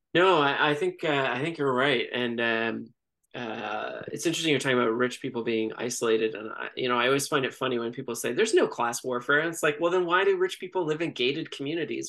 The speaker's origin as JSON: {"language": "English", "town": "Toronto", "region": "Ontario", "country": "Canada", "tie": "born or raised there", "also_born_or_lived": "Montreal", "said": "I grew up in Toronto my entire life"}